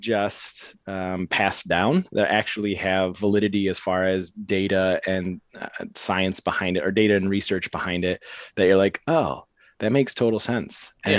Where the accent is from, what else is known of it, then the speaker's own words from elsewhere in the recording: Cadillac, Michigan, United States; now in Grand Rapids, United States; I grew up in Cadillac, so an hour and a half north of Grand Rapids